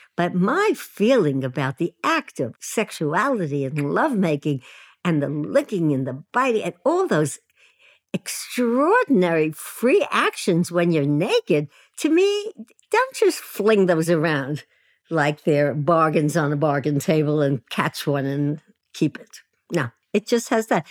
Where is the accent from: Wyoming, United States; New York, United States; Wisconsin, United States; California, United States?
New York, United States; New York City; in Williamsburg, Brooklyn, which is now a very swanky, ge-, gentrified neighborhood. But when I was there, it was a low-income housing project where all immigrants lived, and my parents were immigrants, and that's where I lived, and that's where I grew up.